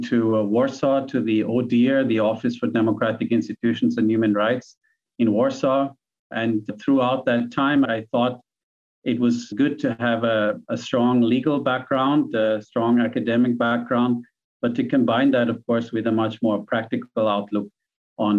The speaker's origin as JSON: {"language": "English", "region": "Vienna", "country": "Austria", "tie": "born or raised there", "also_born_or_lived": "New York / Nepal / Thailand / Ukraine", "moved": "as an adult", "lives_now": "Myanmar", "said": "I was born and grew up in Vienna, Austria, and went to school there"}